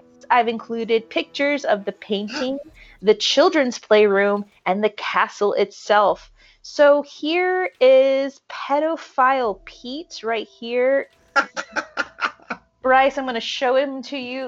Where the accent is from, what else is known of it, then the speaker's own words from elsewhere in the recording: Merthyr Tydfil, Wales, United Kingdom; my hometown of Merthyr Tydfil